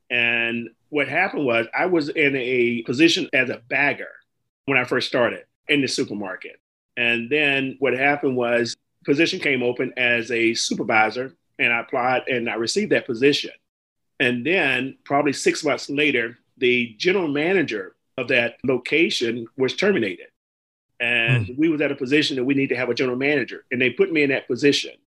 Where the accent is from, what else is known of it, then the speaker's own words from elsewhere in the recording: Pensacola, Florida, United States; was from my hometown. I was born in Pensacola, Florida, originally, and I was the uh, first African American person to manage a supermarket a chain uh, locally in Pensacola.